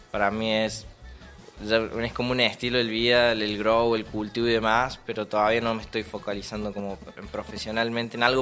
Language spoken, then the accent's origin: Spanish; Mina Clavero, Córdoba, Argentina; Sí, mi familia es toda de Buenos Aires, pero yo soy acá. Nací en Mina.